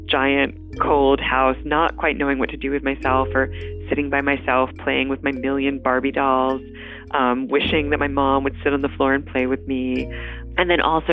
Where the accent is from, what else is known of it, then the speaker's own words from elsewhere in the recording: Nyack, New York, United States; now in Cambridge, United States; I was born in the Hudson River Valley in a town that a lot of people know. It's sort of a popular town outside the city called Nyack.